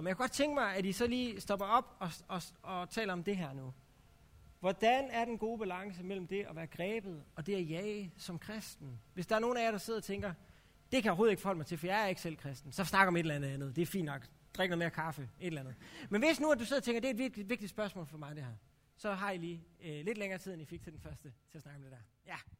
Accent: Herning, Central Denmark Region, Denmark; now in Aarhus, Denmark; jeg kommer fra, helt oprindeligt kommer jeg fra Herning, så jeg er sådan lidt tæt på Vestjylland

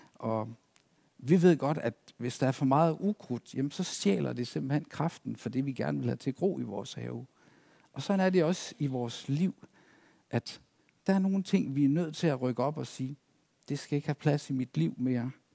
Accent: East Himmerland, North Jutland, North Denmark Region, Denmark; moved away as an adult; also born or lived in Zealand; now in Næstved, Denmark; Oprindeligt så kom jeg ud fra Østhimmerland, ud fra Vorst, menigheden derude, hvor jeg trådte mine barnesko

